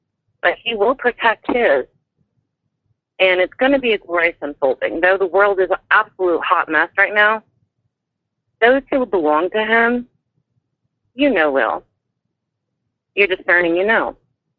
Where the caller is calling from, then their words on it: Kansas City, Missouri, United States; I'm calling from the Kansas City, Missouri area.